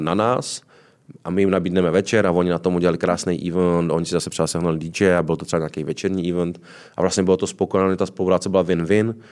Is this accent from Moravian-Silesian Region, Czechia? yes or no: yes; Ostrava, Moravian-Silesian Region, Czechia; moved away as an adult; also born or lived in Prague; now in Karlovy Vary, Czech Republic; Já jsem se z Ostravy dostal do Prahy, abych se následně dostal z, vlastně z úplného východu na úplný západ